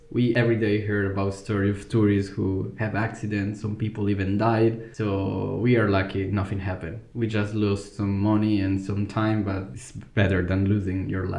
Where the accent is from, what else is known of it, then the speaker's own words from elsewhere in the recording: Italy; moved away as an adult; now in Iceland; I'm from Italy. I was born and raised there, but my parents are Colombians.